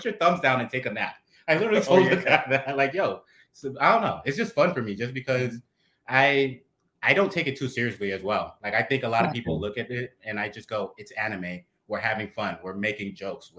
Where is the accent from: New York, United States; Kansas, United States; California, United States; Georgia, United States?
New York, United States; New York City; now in Brooklyn, New York, United States; We're from the Bronx, but right now, I live in Brooklyn